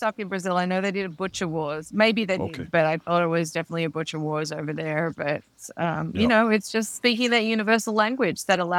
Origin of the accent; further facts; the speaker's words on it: Melbourne, Victoria, Australia; I'm doing Melbourne just because that's my hometown, and so I get to visit family at the same time as going to Meatstock